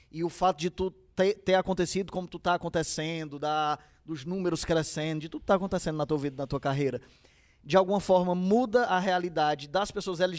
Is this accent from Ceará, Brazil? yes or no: yes; Fortaleza, Ceará, Brazil; born or raised there; also born or lived in Canindezinho